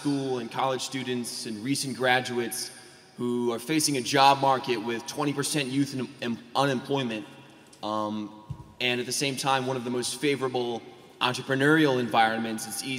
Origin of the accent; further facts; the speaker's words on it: Arlington, Virginia, United States; I'm an entrepreneur from Arlington, Virginia.